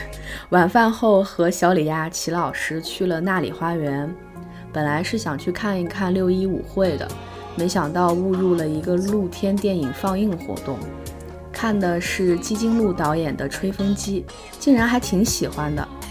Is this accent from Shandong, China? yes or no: yes; Shandong, China; 伴随的是西坛路的山东啊，山东我的故乡。